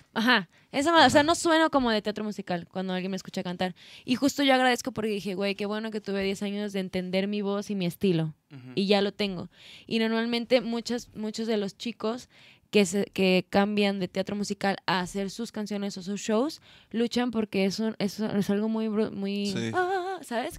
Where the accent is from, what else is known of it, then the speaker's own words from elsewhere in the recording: Guadalajara, Jalisco, Mexico; moved away as an adult; now in Mexico City, Mexico; los que somos de acá, de Guadalajara